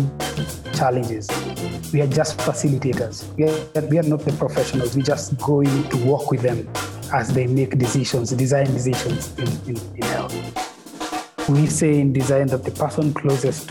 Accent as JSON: {"language": "English", "region": "Nairobi", "country": "Kenya", "tie": "born or raised there", "said": "born and raised in Nairobi, and all my life"}